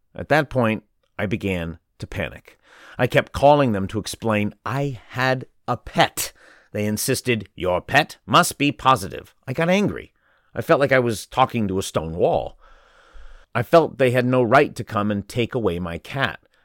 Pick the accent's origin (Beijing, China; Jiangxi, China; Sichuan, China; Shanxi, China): Sichuan, China; now in Shanghai, China; in my home province, Sichuan